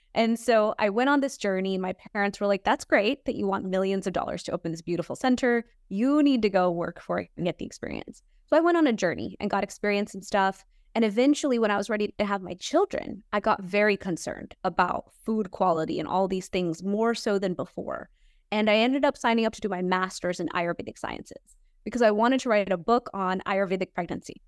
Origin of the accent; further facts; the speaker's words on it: Houston, Texas, United States; I was born in Houston, Texas